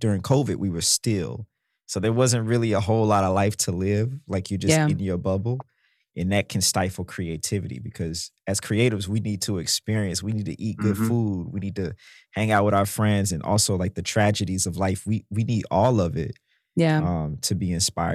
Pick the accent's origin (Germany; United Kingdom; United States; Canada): United States; Mississippi; I'm from Mississippi